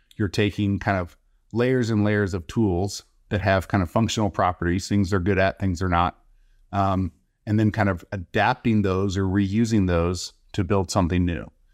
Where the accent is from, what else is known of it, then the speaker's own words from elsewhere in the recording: Texas, United States; moved away as an adult; also born or lived in Bay Area, California; I'm originally from Texas, came out to California, Bay Area for school